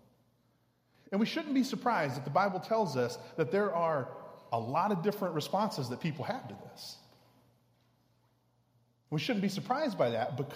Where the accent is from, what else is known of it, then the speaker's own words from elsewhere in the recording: Houston, Texas, United States; I grew up in Houston